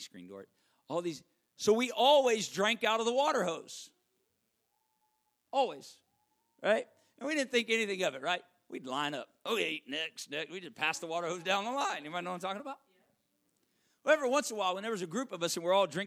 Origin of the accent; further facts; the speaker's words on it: Arkansas, United States; moved away; I'm from Arkansas